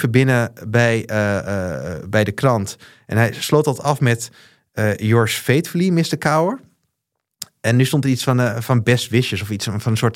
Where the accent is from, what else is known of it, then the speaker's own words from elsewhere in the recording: Osaka, Japan; Ik spreek vloeiend Japans. ik ben opgegroeid in Osaka.